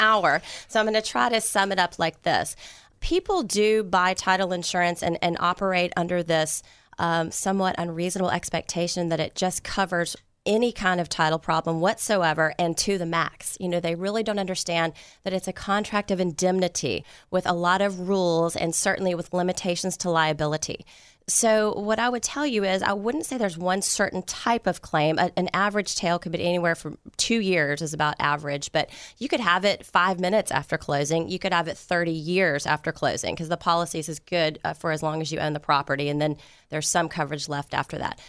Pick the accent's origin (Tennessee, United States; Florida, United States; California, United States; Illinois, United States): Tennessee, United States; Memphis; moved away as an adult; also born or lived in Dallas; now in Houston, United States; I'm born and raised in Memphis, Tennessee